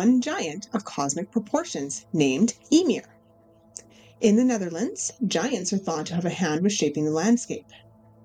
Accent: Canada; I am from Canada

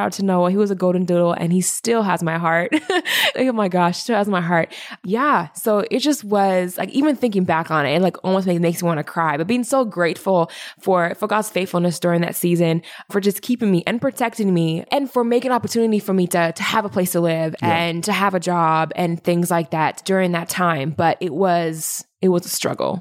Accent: Indianapolis, Indiana, United States; now in Saskatoon, Canada; I was born in Indianapolis, Indiana

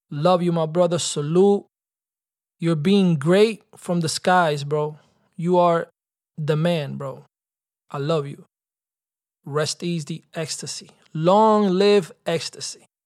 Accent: Dominican Republic; nosotros somos nosotros, dominicanos y vaina

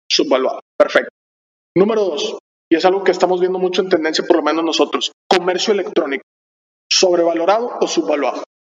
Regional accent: Monterrey, Nuevo León, Mexico; somos de Monterrey

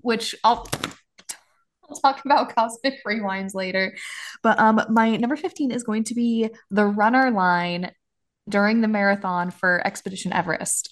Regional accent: Washington, United States; moved away as an adult; my hometown

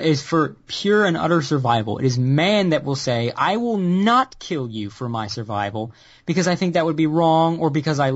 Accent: United States; being an American white man living with a Southern asshole family

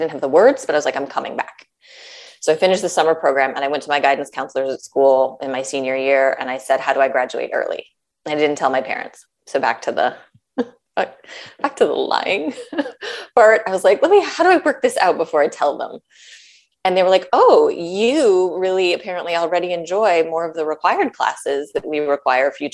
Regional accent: Minnesota, United States; moved away; I was born and raised in Minnesota

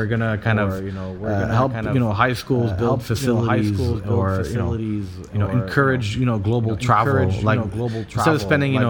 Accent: Saudi Arabia; I grew up in Saudi in the 90s, 80s and 90s

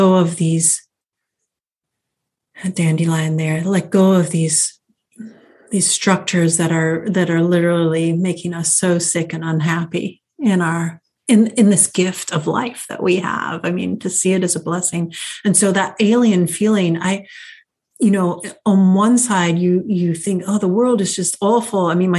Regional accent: England, United Kingdom; I thought it was because I was an American growing up in England.

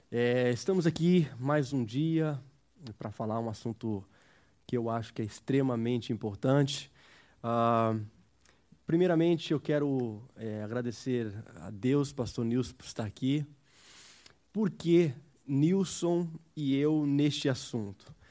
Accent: United States; Eu cresci nos Estados Unidos, estou aqui desde criança.

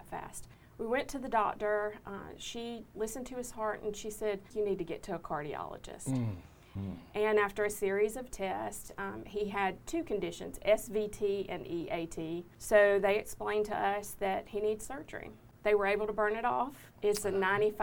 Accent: United States; I grew up on Denny Road. That's where my family farm is, in Catala

